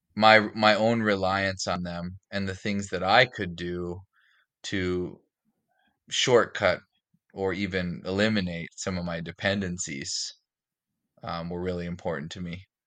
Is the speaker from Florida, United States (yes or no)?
no; Fargo, North Dakota, United States; now in Minneapolis, United States; I grew up in Fargo, North Dakota, and, uh, now I live in, in the Minneapolis, the greater Minneapolis area